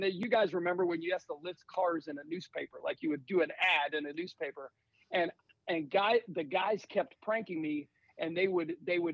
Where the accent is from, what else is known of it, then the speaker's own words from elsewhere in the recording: Northern Virginia, United States; moved away as an adult; also born or lived in Germany; now in Charlotte, United States; I grew up in Northern Virginia.